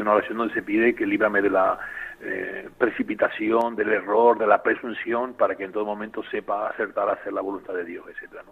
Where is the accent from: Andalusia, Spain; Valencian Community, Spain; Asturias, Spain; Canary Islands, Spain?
Canary Islands, Spain; La Palma; now in Tenerife, Spain; la isla de La Palma, que es mi isla natal